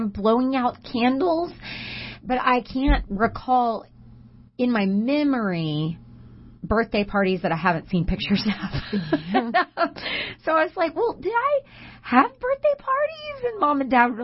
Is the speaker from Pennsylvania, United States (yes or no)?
no; Humble, Texas, United States; I cannot go anywhere in my hometown